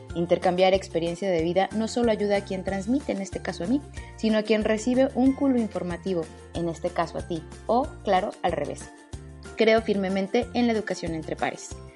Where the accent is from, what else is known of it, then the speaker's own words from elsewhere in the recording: Mexico; also born or lived in Mexico City; En mi país